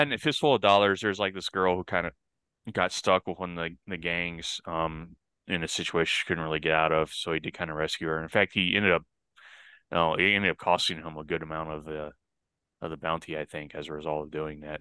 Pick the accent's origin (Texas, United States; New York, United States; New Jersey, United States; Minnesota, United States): Texas, United States; El Paso; in my hometown